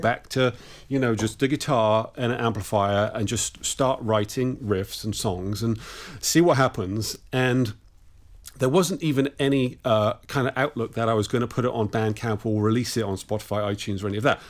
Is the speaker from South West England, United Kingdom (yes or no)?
yes; Bristol, South West England, United Kingdom; I'm actually from Bristol in the southwest of England.